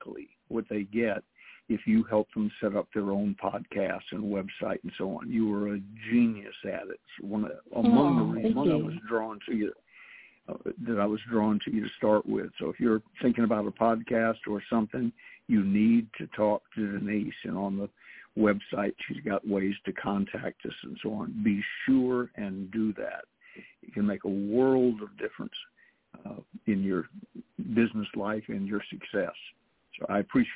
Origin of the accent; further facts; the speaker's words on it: the South, United States; I'm a Southerner